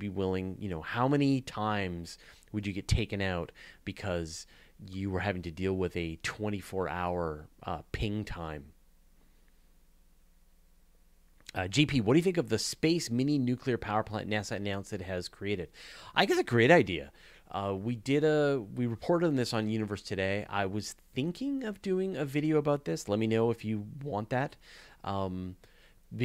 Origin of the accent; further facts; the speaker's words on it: Canada; as a Canadian